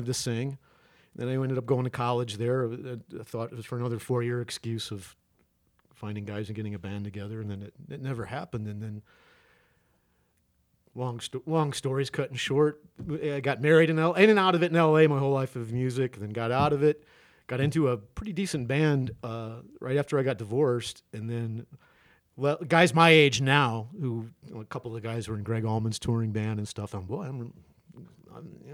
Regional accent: Midwest, United States; moved away as an adult; also born or lived in Los Angeles, California; now in Prescott, United States; I'm from a Midwesterner originally, and I moved out to L.A. when I was 24 or 25

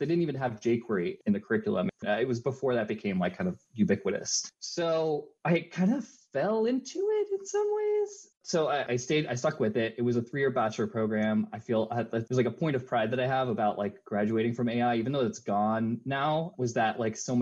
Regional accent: Long Island, New York, United States; moved away as an adult; now in Philadelphia, United States; I grew up on Long Island

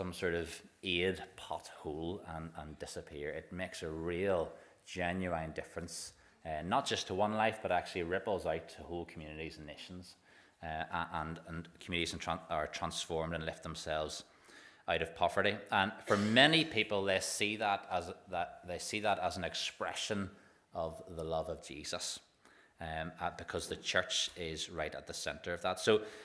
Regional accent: Waringstown, Northern Ireland, United Kingdom; I'm from Waringstown.

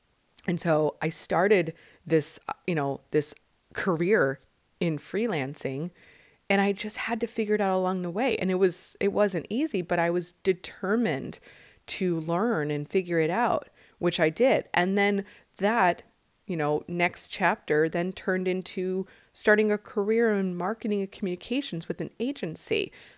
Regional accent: Midwest, United States; moved away as an adult; now in California, United States; Like I moved from the Midwest in 96 after I graduated college to California, literally not having a job

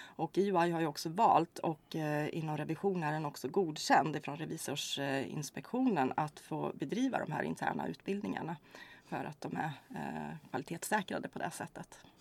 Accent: Hällefors, Örebro County, Sweden; moved away as an adult; also born or lived in Kristianstad / Karlstad; now in Örebro, Sweden; jag är inte skåning utan eh, jag kommer ursprungligen ifrån Hällefors faktiskt här i Örebro län

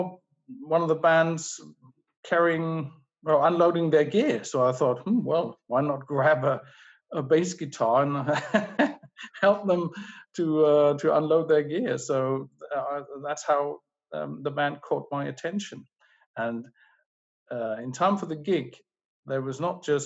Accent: Germany; I grew up in the British sector of Germany

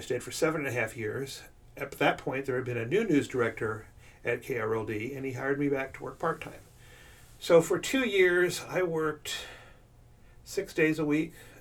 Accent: Fort Worth, Texas, United States; also born or lived in Oklahoma City; I'm from Fort Worth. I went to school at Trinity Valley

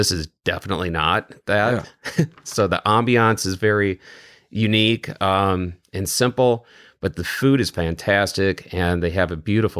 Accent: Wisconsin, United States; also born or lived in Michigan's Upper Peninsula; I grew up in Western Wisconsin, and then I spent 7 years way in the northern part of Michigan's Upper Peninsula.

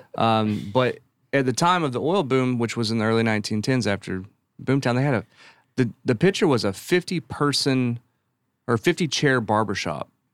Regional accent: Silsbee, Texas, United States; growing up in Silsbee, uh, because it's such a wood town

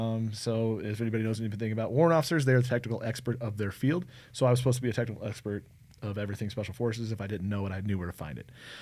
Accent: Omaha, Nebraska, United States; I'm originally from Omaha, Nebraska.

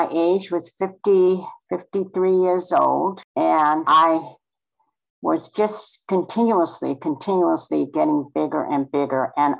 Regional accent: North Carolina, United States; born there; I was born in North Carolina on the Outer Banks.

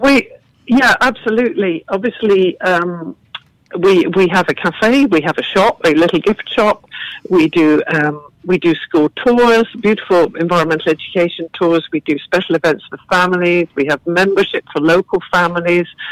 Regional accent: England, United Kingdom; also born or lived in Galway, Ireland; now in Ireland; you can tell from my accent I didn't grow up here. I grew up uh, on a farm in England

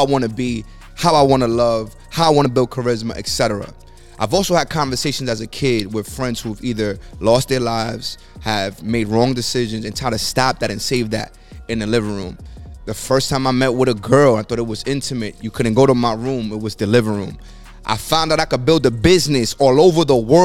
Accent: New York City, New York, United States; I come from the Bronx

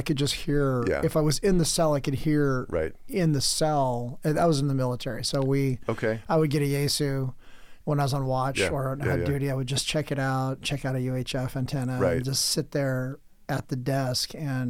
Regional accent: San Diego, California, United States; moved away; also born or lived in El Cajon / Oceanside; Yeah, I'm from San Diego, so I'm from El Cajon, Oceanside.

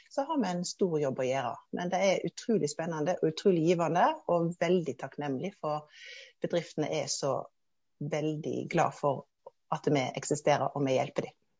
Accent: Hardanger, Western Norway, Vestland, Norway; moved away as an adult; now in Oslo, Norway; Jeg er oppvokst i Hardanger, på Vestlandet i Norge. Men har de siste 20 årene bodd og jobba her i Oslo

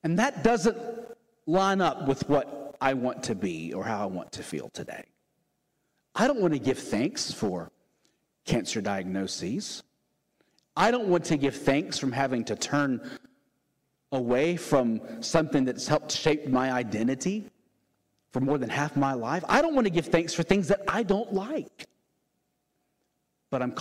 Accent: the South, United States; born and raised in the South like me

